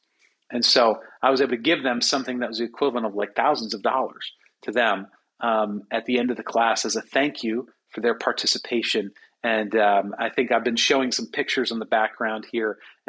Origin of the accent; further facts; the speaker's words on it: United States; It's not the best for me to go out there as an American